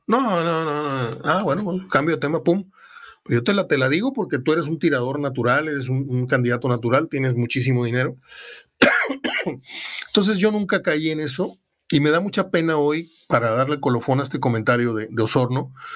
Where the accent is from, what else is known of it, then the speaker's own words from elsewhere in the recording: Mexico; El templo de San Judas estaba a 250 pasos de mi casa, donde yo nací, en 15 de mayo, entre América y Miguel Nieto. Fue mi templo durante los primeros 11, 12 años de mi vida.